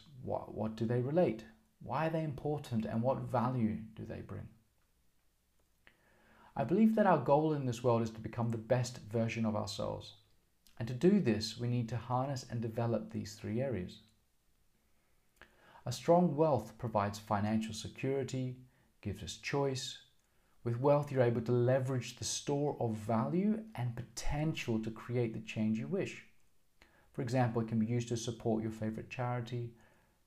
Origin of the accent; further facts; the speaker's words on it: Australia; I'm Australian. I grew up in Australia